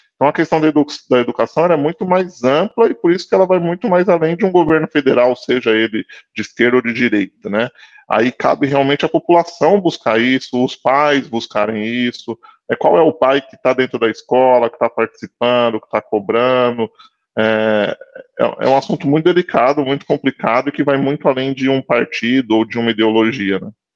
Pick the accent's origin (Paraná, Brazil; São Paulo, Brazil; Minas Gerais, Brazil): São Paulo, Brazil; eu sou de São Paulo